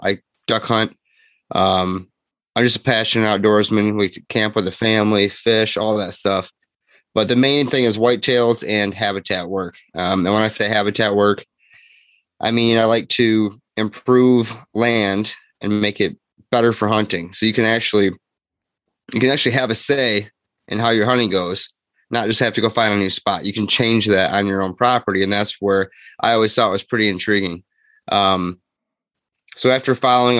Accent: Grand Haven, Michigan, United States; I am 34, Michigan resident, lived here my whole life. Grew up in Grand Haven

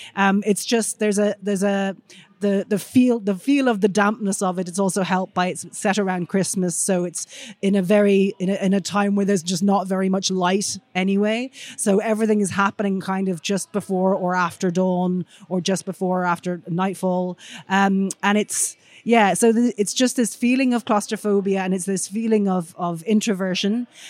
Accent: Ireland; being Irish myself

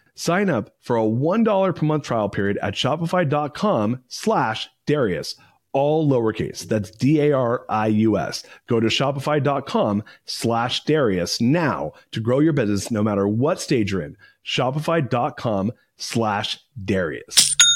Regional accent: Southern California, United States; I grew up in Southern California

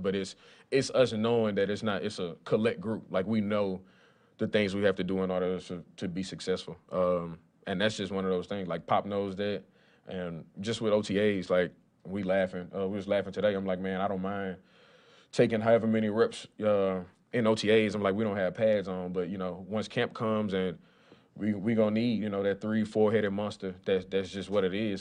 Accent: Lafayette, Louisiana, United States; I grew up in Lafayette, Louisiana.

